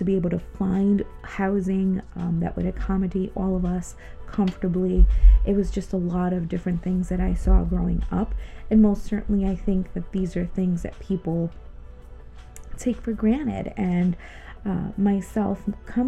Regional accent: Connecticut, United States; also born or lived in Ponce, Puerto Rico; we moved to New England, Connecticut to be exact, back when I was eight, turning almost 9 years old

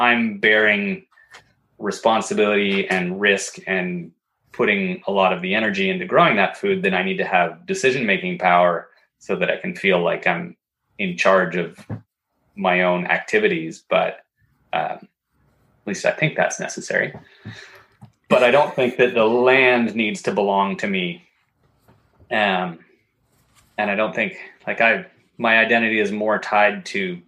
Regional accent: Northern Ontario, Canada; now in Quebec, Canada; I grew up in part of Northern Ontario that's very forested

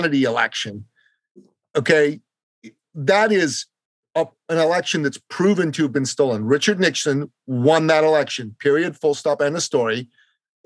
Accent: Iran; also born or lived in Canada; now in United States; I'm from Iran

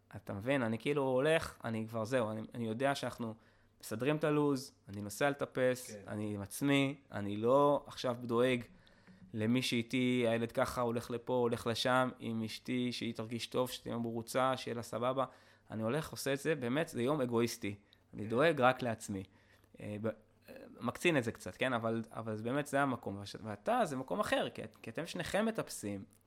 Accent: Israel; אני פטריוט, אני ישראלי

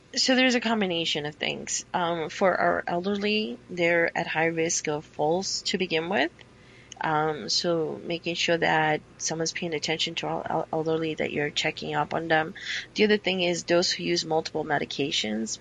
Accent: New York, United States; now in Arizona, United States; being a New Yorker

